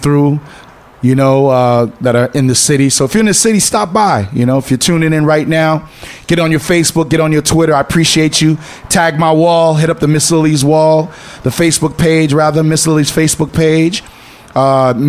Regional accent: Port-au-Prince, Ouest, Haiti; moved away; I'm from Haiti, born in Port-au-Prince

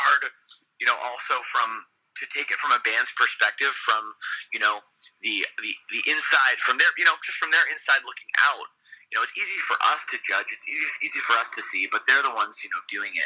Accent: Canada; growing up in Canada

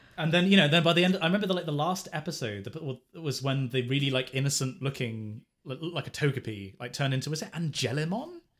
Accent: England, United Kingdom; being, being English

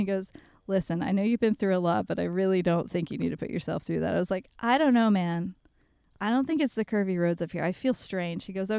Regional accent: the South, United States; you and I have talked about this kind of stuff, just both growing up in the South and, you know

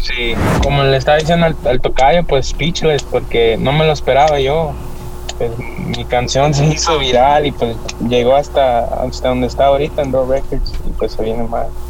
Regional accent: El Salvador; moved away; Del Salvador, yo vengo del Salvador.

